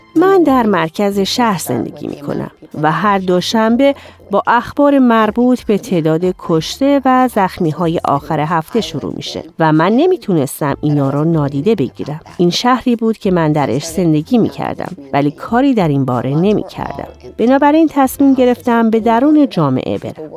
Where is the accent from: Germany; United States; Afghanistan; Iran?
United States; Chicago, Illinois; من در شیکاگو بزرگ شدم